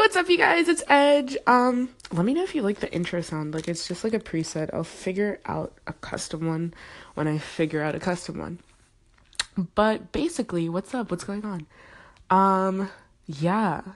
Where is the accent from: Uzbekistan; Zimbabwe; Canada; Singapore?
Zimbabwe; I'm from Zimbabwe